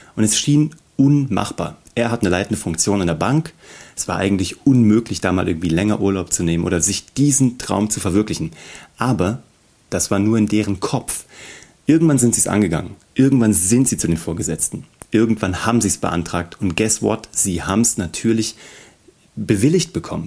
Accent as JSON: {"language": "German", "town": "Kassel", "region": "Hesse", "country": "Germany", "said": "ich komme aus Kassel"}